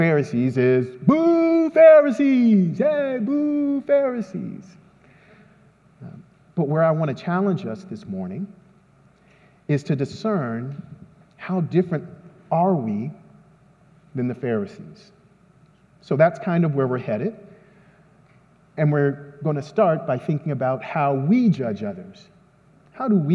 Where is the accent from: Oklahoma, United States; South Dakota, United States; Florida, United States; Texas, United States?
Texas, United States; San Antonio; I'm from San Antonio